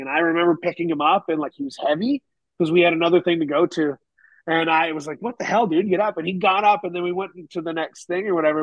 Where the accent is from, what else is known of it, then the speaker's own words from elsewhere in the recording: Canada; moved away as an adult; also born or lived in United Kingdom; now in Tennessee, United States; I'm Canadian